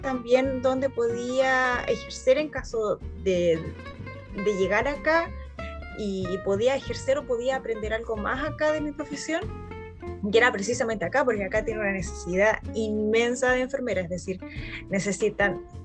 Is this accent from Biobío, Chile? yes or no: yes; Concepción, Biobío, Chile; moved away as an adult; now in Frankfurt, Germany; yo soy de Concepción.